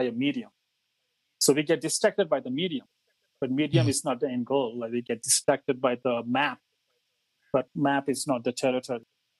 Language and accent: English; Mumbai, Maharashtra, India; moved away as an adult; now in Australia; So I grew up in India. I moved to Australia about 17 years ago